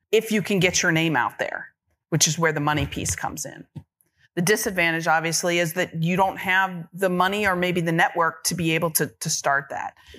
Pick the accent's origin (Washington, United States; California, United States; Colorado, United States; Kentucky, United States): Kentucky, United States; Georgetown; now in Los Angeles, United States; I was born and raised in Georgetown, Kentucky